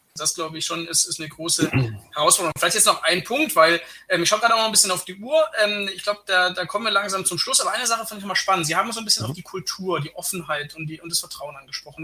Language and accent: German; Germany; als Deutscher